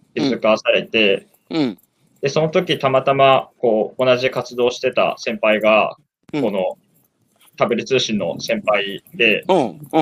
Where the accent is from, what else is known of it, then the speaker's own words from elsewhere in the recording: Fukushima, Japan; 自分は福島で結構もうその時はやっぱり15年とか生まれ育ってきて